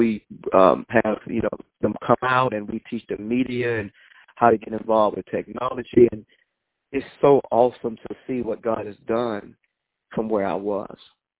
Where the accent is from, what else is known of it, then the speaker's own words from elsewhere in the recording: Colombia; I am from Colombia. Well, it's a little town right next to Colombia. It's called Hawkins.